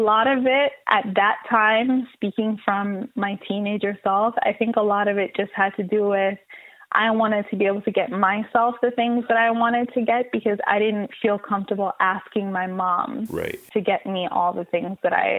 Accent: Jamaica; now in Canada; I was born in Jamaica, born and raised. And I'm talking like country where you don't have no cable TV. You don't have a lot of electricity to use when the night comes.

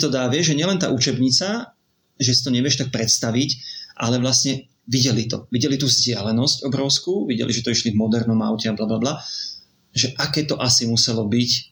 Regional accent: Slovakia; sme boli zo Slovenska

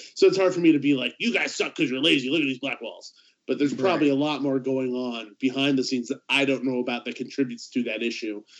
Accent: Southern California, United States; I grew up in Southern California

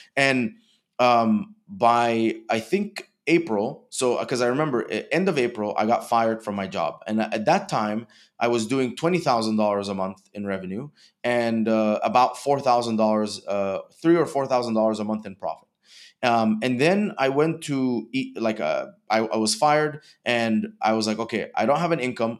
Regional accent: Dubai, United Arab Emirates; moved away as an adult; also born or lived in Egypt; now in United States; I was born in Egypt and grew up in Dubai.

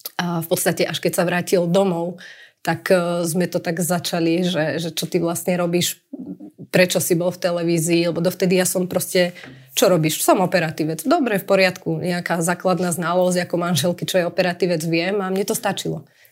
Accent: Prievidza, Trenčín Region, Slovakia; moved away as an adult; also born or lived in Bratislava; v Prievidzi kde vlastne pochádzame a skadiaľ pochádzame

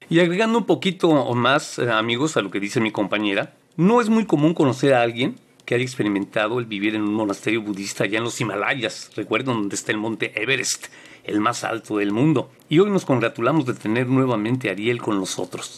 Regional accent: Mexico; now in United States; soy mexicano viviendo en Estados Unidos

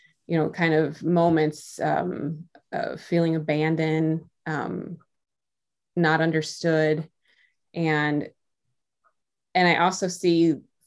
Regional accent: Midwest, United States; now in Iowa, United States; I grew up I'm from the Midwest. I'm in Iowa

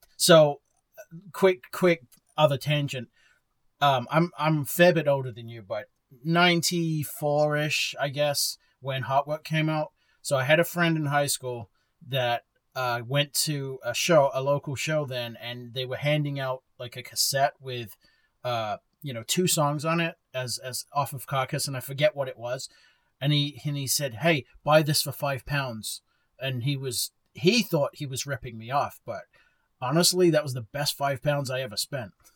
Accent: Bexhill, South East England, United Kingdom; now in Texas, United States; my hometown of Bexhill

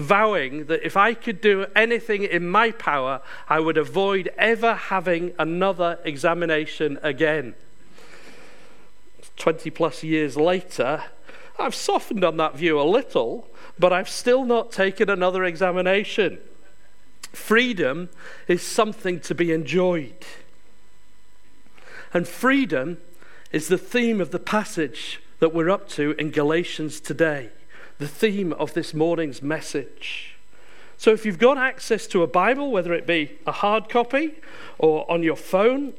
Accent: Yorkshire and the Humber, United Kingdom; moved away; I come from Yorkshire. I'm very proud of it

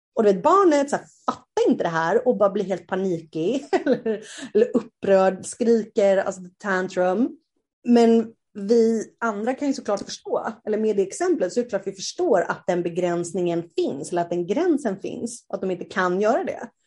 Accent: Sweden; moved away as an adult; also born or lived in South America; Jag har ju varit hemma i Sverige

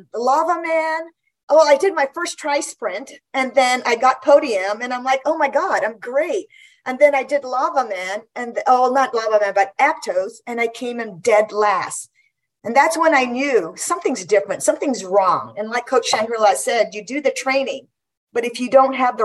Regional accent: Guam; moved away; I grew up in Guam

